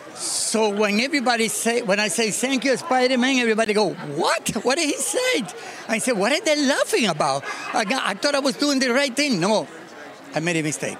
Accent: Cuba; maybe I'm from Cuba.

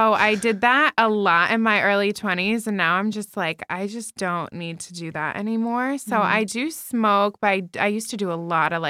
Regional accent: New Jersey, United States; now in Las Vegas, United States; Because I'm from Jersey and I moved to Vegas.

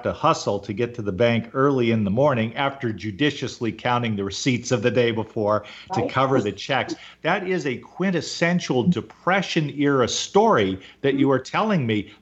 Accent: Southern California, United States; I grew up in Southern California

